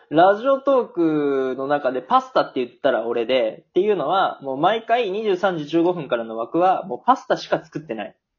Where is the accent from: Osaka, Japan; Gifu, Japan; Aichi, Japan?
Aichi, Japan; now in Germany; 俺、愛知県の出身なんだけど